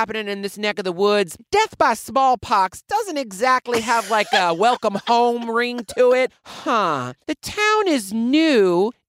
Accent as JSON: {"language": "English", "town": "New Orleans", "region": "Louisiana", "country": "United States", "said": "Did you know I'm from New Orleans?"}